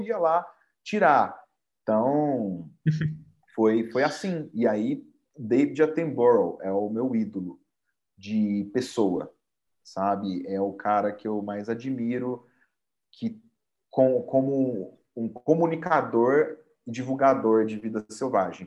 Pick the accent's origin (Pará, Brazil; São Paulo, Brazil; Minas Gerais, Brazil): Minas Gerais, Brazil; Poços de Caldas; sou mineiro de Poços de Caldas